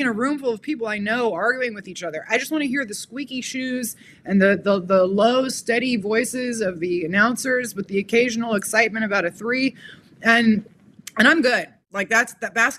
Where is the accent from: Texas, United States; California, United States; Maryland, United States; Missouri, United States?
California, United States; Los Angeles; I grew up in Los Angeles